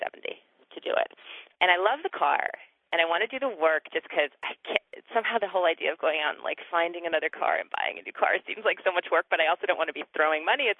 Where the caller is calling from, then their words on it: Somerville, Massachusetts, United States; I'm calling from Somerville.